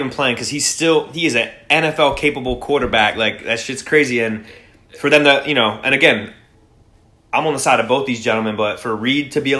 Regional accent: Philadelphia, Pennsylvania, United States; my hometown Philadelphia

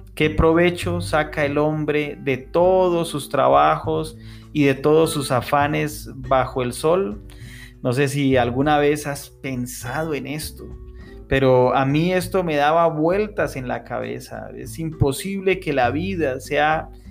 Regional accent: Tunja, Boyacá, Colombia; en Tunja, mi ciudad natal

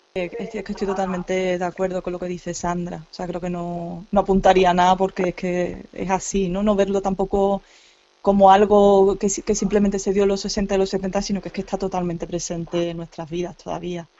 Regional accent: Chiclana de la Frontera, Andalusia, Spain; yo lo viví en mi pueblo, en Chiclana

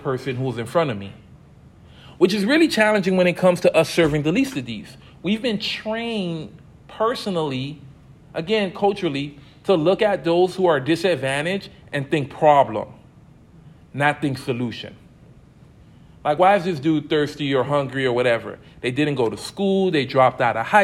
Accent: United States; growing up in the States

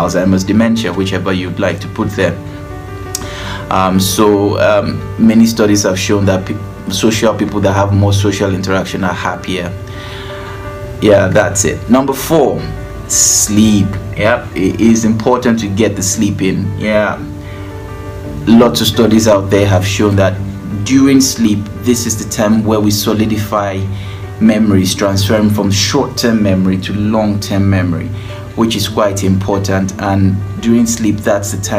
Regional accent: Nigeria; I'm from Nigeria

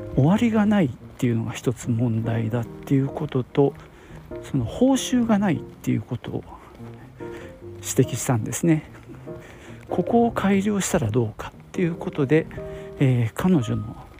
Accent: Nagoya, Aichi, Japan; 僕は名古屋なんですけどね

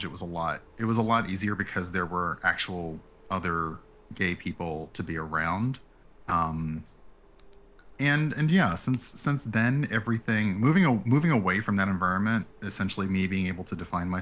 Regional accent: the South, United States; I grew up in the South, Black

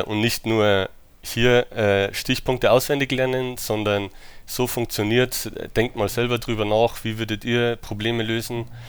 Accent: Germany; also born or lived in United States; ich bin in den USA geboren. Äh, meine Mutter ist Amerikanerin äh, und mit drei Jahren bin ich dann nach Deutschland gekommen

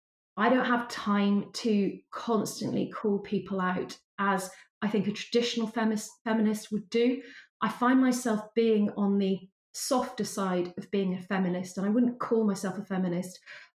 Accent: Wales, United Kingdom; I sound, you know, quite English speaking, I'm actually a Welsh person from a very ordinary working background.

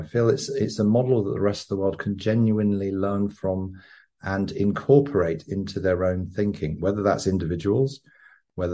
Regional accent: England, United Kingdom; moved away; also born or lived in London / Sydney / Copenhagen / Stockholm; I'm an Englishman who once was an enthusiastic corporate capitalist working in advertising and branding agencies in London, Sydney, Copenhagen and Stockholm

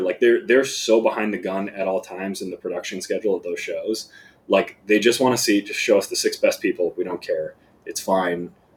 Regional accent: Plantation, Florida, United States; moved away as an adult; also born or lived in Hollywood, Florida / Chicago; I was born in Hollywood, Florida, uh, raised in Plantation, Florida down near Fort Lauderdale

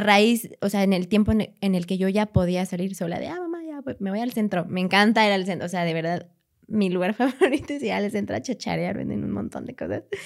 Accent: Querétaro, Mexico; moved away as an adult; also born or lived in Guanajuato; now in Mexico City, Mexico; soy de, soy de aquí, de Ciudad de México, eh, llegué a vivir a Querétaro a los tres años, casi cuatro. Y a los 19 años fue que me fui a Guanajuato a estudiar

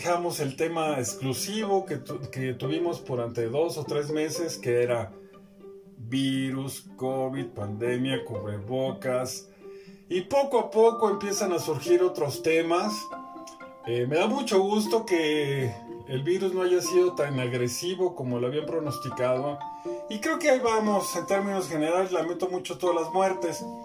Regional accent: Mexico; que solamente nos ha hecho, ¿qué podemos decir? dividir como mexicanos nos ha hecho sentir mal.

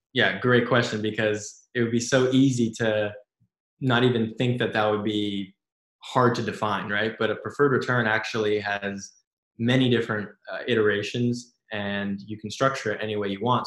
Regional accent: Silicon Valley, California, United States; growing up in Silicon Valley

